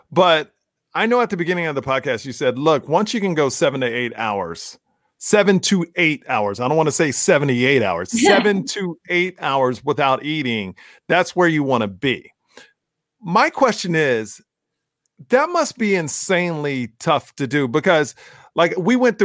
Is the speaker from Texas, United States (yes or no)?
yes; Texas, United States; now in Los Angeles, United States; I'm from Texas